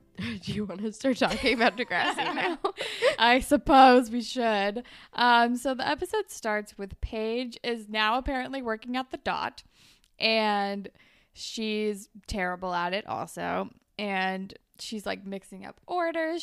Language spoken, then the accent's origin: English; California, United States; moved away; I didn't even live by the beach, even though I was from California